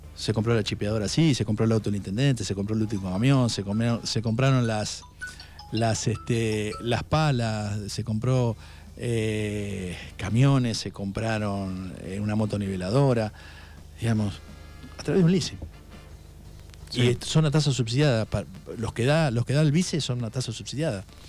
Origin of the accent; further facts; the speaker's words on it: Puan district, Buenos Aires Province, Argentina; yo nací en Buenos Aires por accidente porque mis viejos estaban allá terminando la carrera, mi viejo y mi mamá sí es de Buenos Aires. Pero a los tres meses ya estaba acá